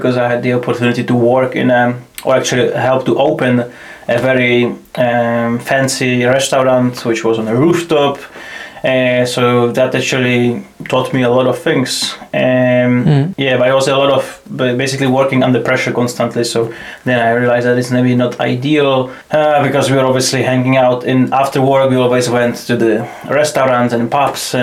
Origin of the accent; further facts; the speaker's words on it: Czechia; moved away as an adult; now in Scotland, United Kingdom; I'm originally from Czech Republic. I finished my high school